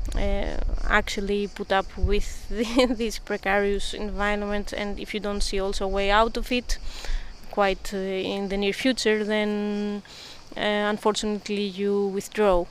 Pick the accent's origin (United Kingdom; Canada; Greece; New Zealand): Greece; Athens, Attica; moved away as an adult; also born or lived in Berlin; I was born in Athens.